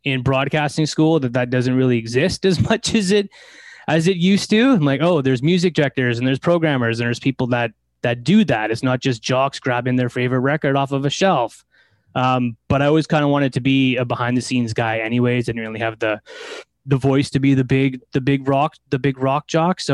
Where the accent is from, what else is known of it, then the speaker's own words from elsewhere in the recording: Delta, British Columbia, Canada; I grew up in Delta. I'm in the flatlands of Ladner. That's where I grew up.